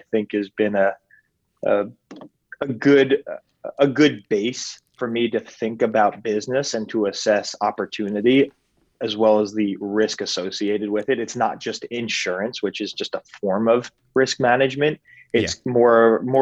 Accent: northern New Jersey, United States; I grew up in northern New Jersey, suburb to New York City.

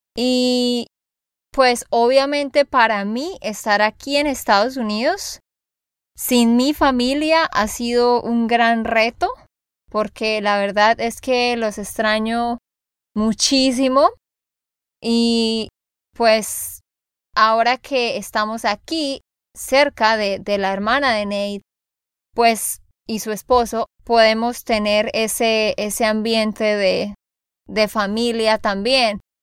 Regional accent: Santander, Colombia; de Santander, Colombia

